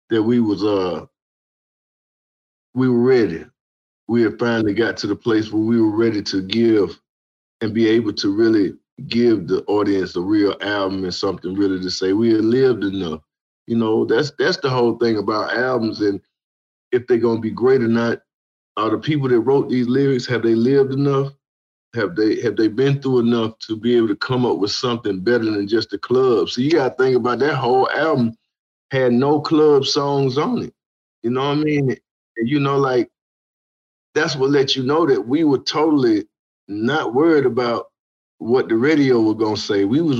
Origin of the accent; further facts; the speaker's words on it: Atlanta, Georgia, United States; growing up in Southwest Atlanta.